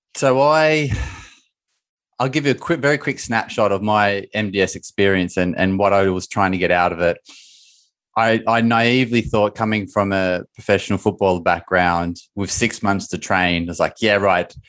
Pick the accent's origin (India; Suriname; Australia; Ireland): Australia; Bathurst, New South Wales; In my hometown in Australia, three and a half hours northwest of Sydney, called Bathurst